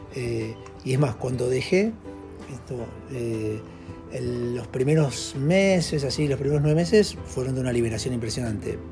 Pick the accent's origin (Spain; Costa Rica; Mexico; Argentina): Argentina; moved away as an adult; now in Ecuador; soy argentino, eh, tengo bastantes años, ya tengo 56 años, eh, vivo acá en Ecuador hace 8 años